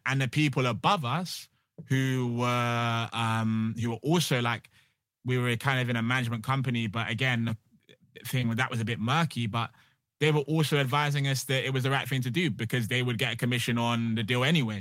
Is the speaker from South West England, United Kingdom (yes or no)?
yes; Bristol, South West England, United Kingdom; moved away as an adult; now in London, United Kingdom; I'm originally from Bristol, um, and I came to London to kinda satisfy my parents